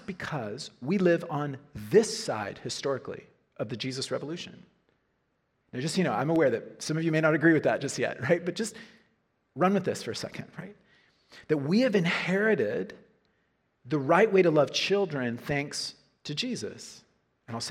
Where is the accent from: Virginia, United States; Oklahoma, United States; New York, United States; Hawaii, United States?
Oklahoma, United States; Norman; University of Oklahoma, my hometown